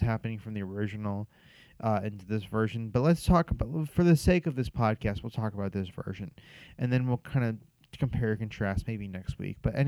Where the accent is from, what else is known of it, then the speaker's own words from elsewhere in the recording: Los Angeles, California, United States; I was born and raised out here in Los Angeles in Southern California, so I've been out here my whole life